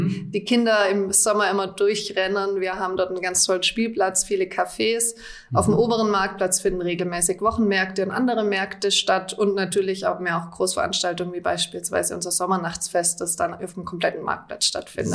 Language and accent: German; Freudenstadt, Baden-Württemberg, Germany; ich bin gebürtige Freudenstädterin, schon, habe schon immer hier gelebt